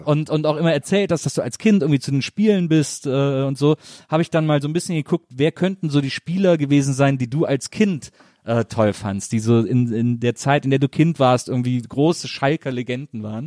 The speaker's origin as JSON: {"language": "German", "town": "Wesseling", "region": "North Rhine-Westphalia", "country": "Germany"}